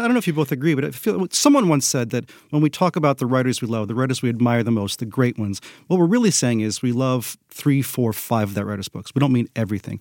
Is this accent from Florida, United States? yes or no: yes; Florida, United States; also born or lived in West Virginia; I was born in West Virginia, and I, I grew up after that in a small town in Florida